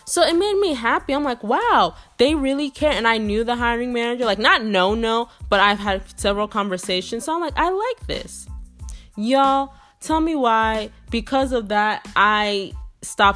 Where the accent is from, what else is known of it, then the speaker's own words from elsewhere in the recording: Texas, United States; I'm from Texas